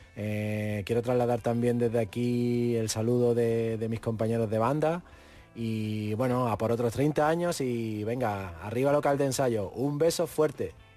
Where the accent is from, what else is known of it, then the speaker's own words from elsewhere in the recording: Málaga, Andalusia, Spain; que nos identificase como malagueño